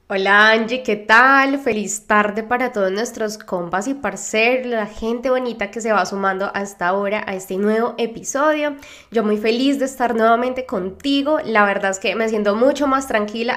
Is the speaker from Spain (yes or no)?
no; Colombia; moved away; also born or lived in Argentina; de Colombia